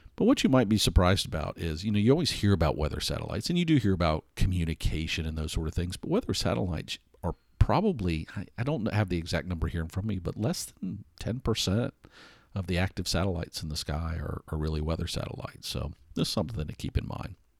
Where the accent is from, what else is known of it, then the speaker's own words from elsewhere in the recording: Atlanta, Georgia, United States; I wasn't born here, but I grew up here. I grew up in Hot Atlanta